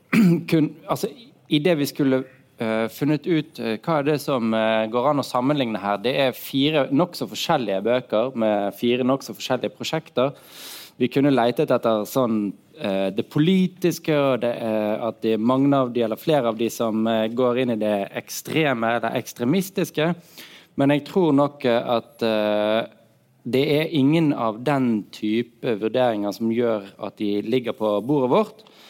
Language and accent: Norwegian; Norway; also born or lived in Germany; oss som nordmenn